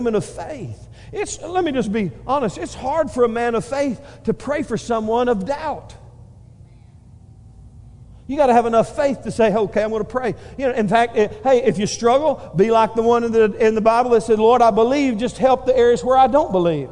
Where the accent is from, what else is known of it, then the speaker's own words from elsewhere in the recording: Northeast Texas, United States; moved away; We came from Northeast Texas